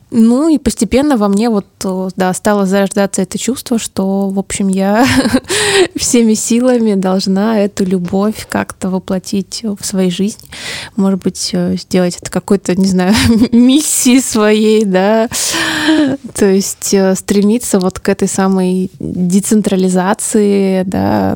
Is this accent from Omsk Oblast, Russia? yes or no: yes; Omsk, Omsk Oblast, Russia; moved away as an adult; now in Moscow, Russia; Я родилась в Омске, ну, большую часть жизни прожила там в общем, за, за Уралом. Я очень люблю свой город